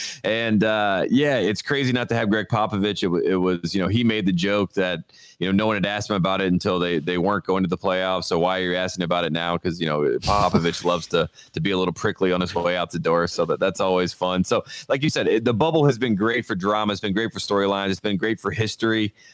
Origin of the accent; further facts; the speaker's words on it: Tobacco Road, North Carolina, United States; I am from Tobacco Road, as they call it, in North Carolina.